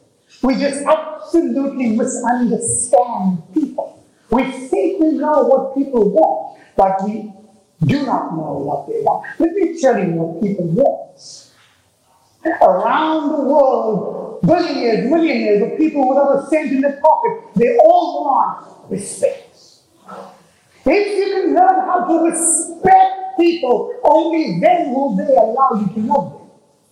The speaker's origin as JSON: {"language": "English", "region": "Texas", "country": "United States", "said": "So I'm from Texas, actually. I mean, I look it, but I'm actually from Texas."}